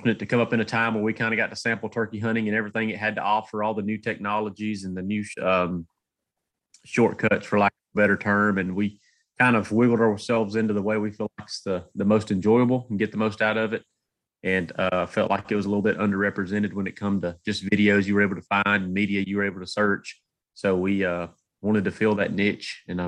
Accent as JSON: {"language": "English", "region": "Georgia", "country": "United States", "said": "I'm from North Georgia. Kind of cut my teeth in North Georgia mountains, getting whipped by the turkeys up there"}